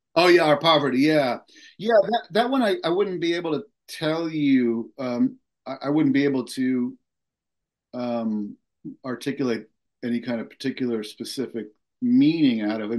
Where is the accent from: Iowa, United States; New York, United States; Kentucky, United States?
New York, United States; Long Island; when I was a kid growing up on Long Island